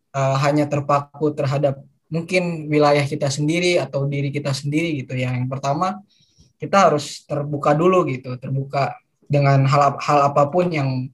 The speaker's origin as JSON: {"language": "Indonesian", "town": "Manokwari", "region": "West Papua", "country": "Indonesia", "tie": "born or raised there", "moved": "as an adult", "lives_now": "Yogyakarta, Indonesia", "said": "Dulu aku dari kecil dari lahir di Manokwari, Papua Barat"}